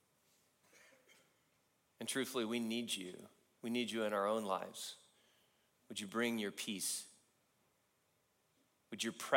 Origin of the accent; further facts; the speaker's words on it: California, United States; I grew up in California